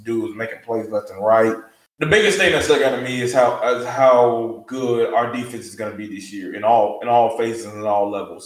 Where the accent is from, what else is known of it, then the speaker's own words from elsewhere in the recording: the South, United States; We are from the South